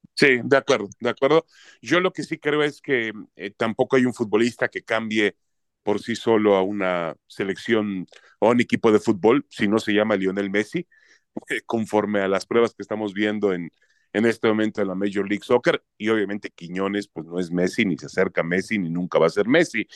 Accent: Mexico; yo como mexicano

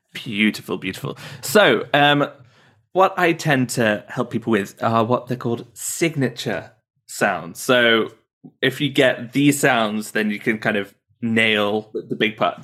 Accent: Midlands, United Kingdom; moved away; I'm from the Midlands

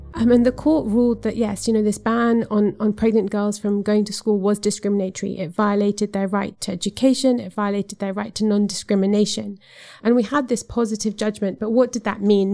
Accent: Zambia; I come from Zambia, which is a s, a self-declared Christian country

